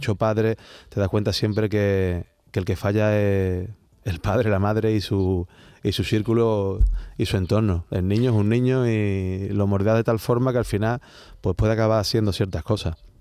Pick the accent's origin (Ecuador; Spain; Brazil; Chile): Spain; Seville, Andalusia; Como buen sevillano